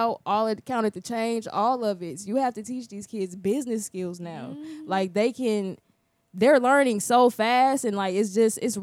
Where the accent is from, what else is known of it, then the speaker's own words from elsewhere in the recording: Midwest, United States; moved away as an adult; now in Orlando, United States; being from the Midwest